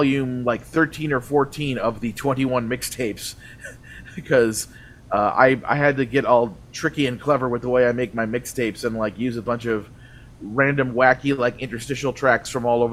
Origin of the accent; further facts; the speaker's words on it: Lake Geneva, Wisconsin, United States; moved away; I grew up in Lake Geneva, Wisconsin